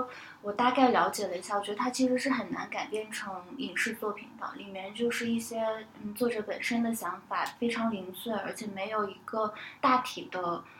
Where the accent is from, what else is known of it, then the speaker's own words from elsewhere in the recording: Northeast China, China; accent: Northeastern; 这个自己说话就再也不带有东北的口音，然后到各个地方上学或者是工作呢，别人也不知道我是东北来的，嗯，就有一刻我会觉得我好像是背弃了自己的家乡。